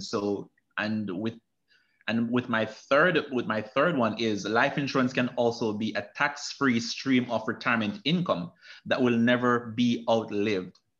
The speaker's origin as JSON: {"language": "English", "region": "Manchester Parish", "country": "Jamaica", "tie": "born or raised there", "moved": "yes", "said": "I'm from Manchester, Jamaica, which is a central part of Jamaica."}